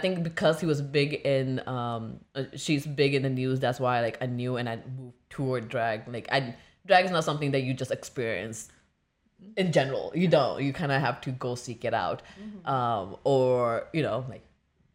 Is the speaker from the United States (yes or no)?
no; India; moved away; growing up in India